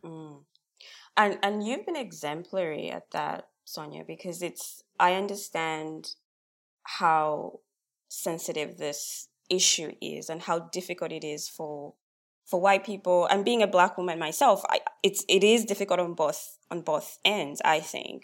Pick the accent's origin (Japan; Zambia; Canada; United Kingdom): Zambia; now in Australia; I'm Australian now, but I'm from Zambia originally, and I come from a very collective culture